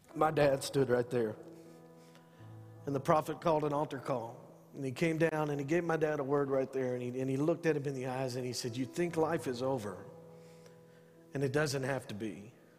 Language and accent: English; San Angelo, Texas, United States; I'm from Northside San Angelo